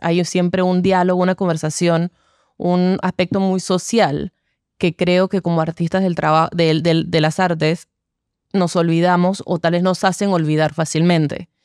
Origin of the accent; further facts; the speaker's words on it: Panama; como artistas panameños